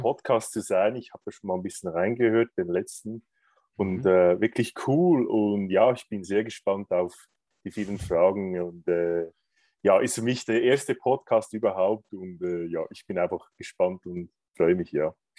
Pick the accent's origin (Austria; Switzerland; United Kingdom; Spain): Switzerland; Lucerne; also born or lived in Greece; komme aus Luzern, aus der Zentralschweiz